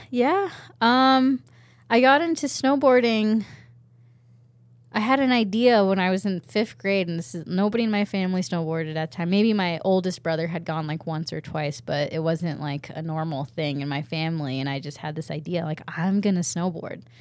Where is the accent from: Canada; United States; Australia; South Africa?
United States; Snoqualmie Pass, Washington; also born or lived in Japan; growing up in Washington at Snoqualmie Pass